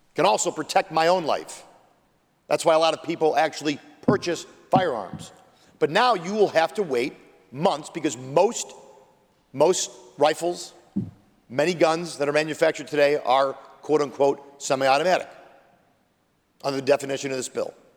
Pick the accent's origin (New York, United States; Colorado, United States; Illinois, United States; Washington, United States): New York, United States; Buffalo; my hometown, Buffalo, New York, Western New York